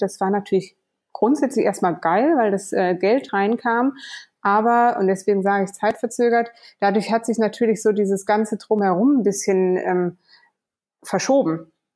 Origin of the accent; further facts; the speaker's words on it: Kassel, Hesse, Germany; moved away; bin groß geworden in Kassel in Deutschland